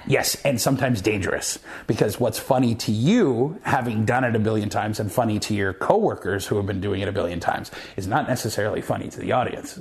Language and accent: English; Moose Jaw, Saskatchewan, Canada; moved away; growing up in Moose Jaw and having been to Regina a bunch of times